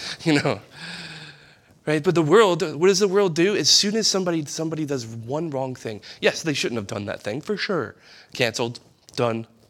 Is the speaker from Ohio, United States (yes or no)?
no; East Bank, Louisiana, United States; I'm from the West, the East Bank